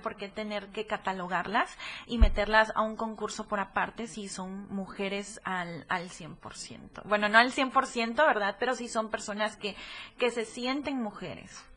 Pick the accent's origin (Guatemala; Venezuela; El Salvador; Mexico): Mexico; Tapachula, Chiapas; moved away as an adult; also born or lived in Tuxtla Gutiérrez; now in Puebla, Mexico; yo nací en Tuxtla Gutiérrez, mi, mi papá y toda su familia es de aquí de Tuxtla, mi mamá es de Tapachula